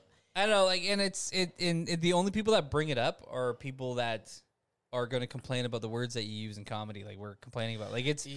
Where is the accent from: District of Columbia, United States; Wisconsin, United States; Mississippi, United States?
Wisconsin, United States; okay, we're from Wisconsin. And I was like, Green Bay.